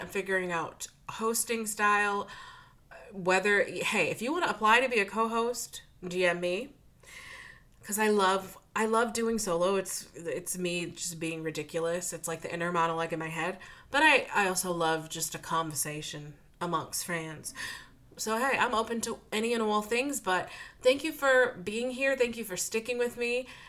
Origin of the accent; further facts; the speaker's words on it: Buffalo, New York, United States; I'm from Buffalo, New York